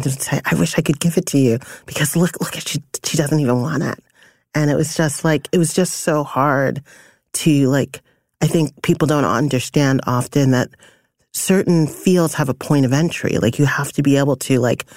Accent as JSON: {"language": "English", "town": "New York City", "region": "New York", "country": "United States", "tie": "born or raised there", "also_born_or_lived": "Panama", "said": "I was born in Panama. My parents are, I'm first generation. My parents were immigrants. I grew up in Brooklyn"}